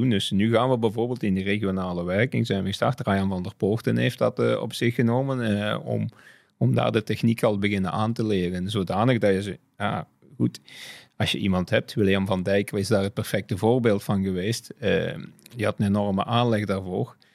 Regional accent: Flanders, Belgium; is dat een beetje, ging dat niet, niet verder en zijn we op, alleen als Vlamingen verder gegaan.

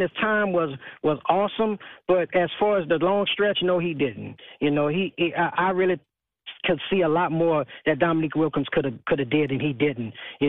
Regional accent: New Orleans, Louisiana, United States; I'm from New Orleans.

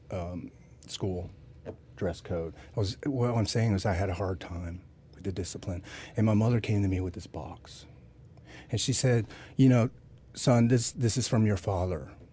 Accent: Fayetteville, North Carolina, United States; I was raised in Fayetteville outside Fort Bragg

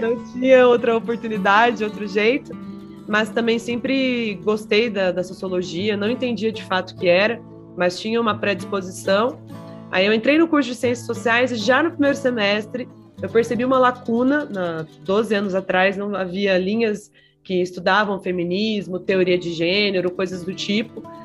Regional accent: Maringá, Paraná, Brazil; do Conselho da Mulher da cidade de Maringá, onde eu nasci

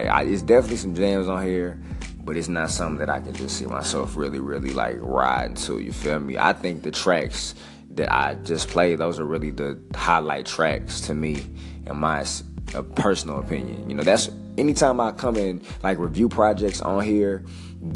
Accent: St. Louis, Missouri, United States; I'm from St. Louis

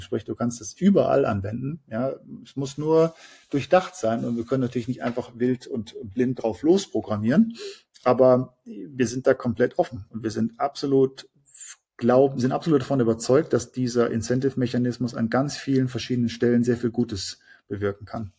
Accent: Germany

